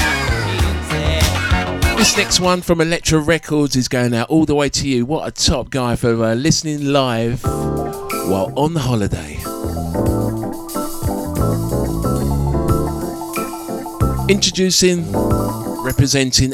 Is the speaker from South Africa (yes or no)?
no; London, United Kingdom; my early youth growing up in London town